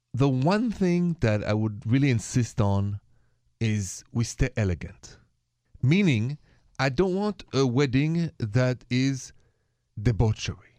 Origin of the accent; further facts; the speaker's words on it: France; moved away; I'm from France